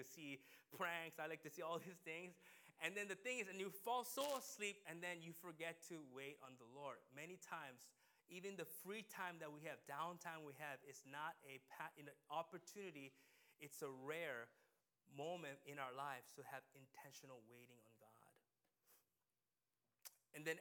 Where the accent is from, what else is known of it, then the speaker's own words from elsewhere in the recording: United States; we as a American people